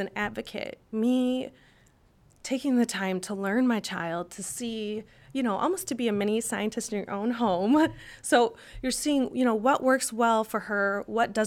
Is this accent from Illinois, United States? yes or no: no; Minnesota, United States; I'm from Minnesota and we're so nice